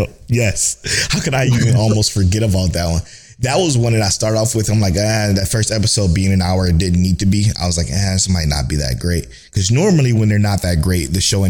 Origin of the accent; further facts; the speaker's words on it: Cleveland, Ohio, United States; we're from Cleveland